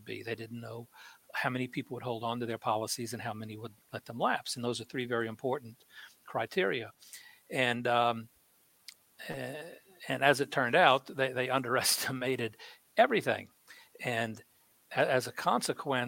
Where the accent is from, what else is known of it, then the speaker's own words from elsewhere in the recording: New Orleans, Louisiana, United States; when I was growing up in New Orleans, when I was a little kid